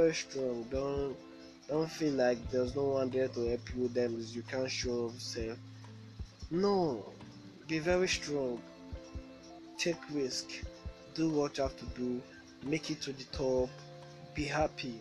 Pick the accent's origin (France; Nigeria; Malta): Nigeria; Benin City, Edo; I'm from Nigeria, from Benin City.